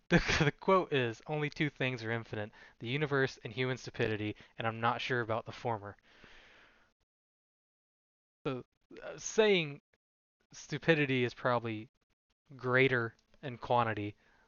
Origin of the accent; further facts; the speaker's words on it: Canada; I'm from Canada.